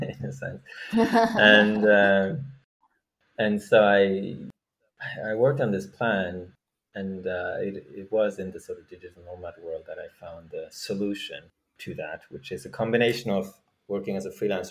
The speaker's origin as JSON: {"language": "English", "country": "Norway", "moved": "as an adult", "lives_now": "San Francisco, United States", "said": "I am from Norway"}